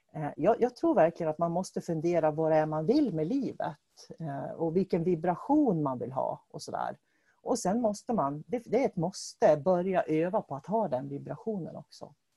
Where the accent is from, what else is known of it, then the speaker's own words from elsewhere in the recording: Norrbotten County, Sweden; vi är ju båda från Norrland och jag kommer ju från Norrbotten också